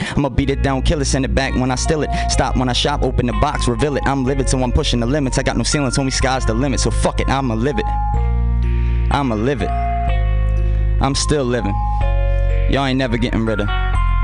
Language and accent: English; Baltimore, Maryland, United States; moved away; told them I was from Baltimore